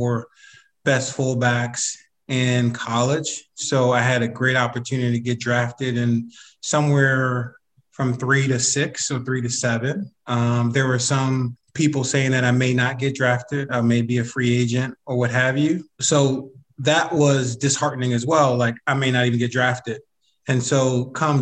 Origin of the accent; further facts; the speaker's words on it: Philadelphia, Pennsylvania, United States; I'm from Philly